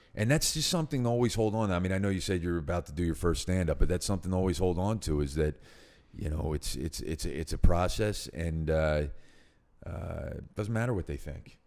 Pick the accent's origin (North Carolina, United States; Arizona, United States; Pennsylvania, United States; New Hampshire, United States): Pennsylvania, United States; Philadelphia; I grew up in North Philadelphia, Northeast Philadelphia